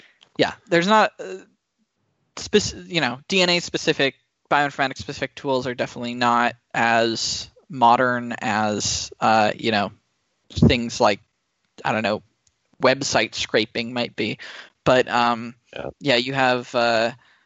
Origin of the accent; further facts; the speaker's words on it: Silicon Valley, California, United States; growing up in Silicon Valley